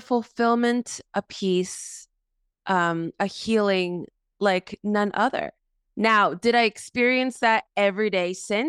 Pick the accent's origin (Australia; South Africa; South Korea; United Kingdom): South Korea; born there; also born or lived in Mexico; I was born in South Korea. I was saved in Mexico.